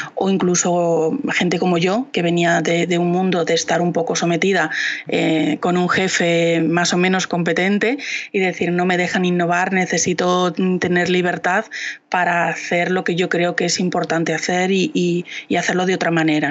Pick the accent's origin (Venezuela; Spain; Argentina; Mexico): Spain; Valladolid, Castile and León; yo soy de Valladolid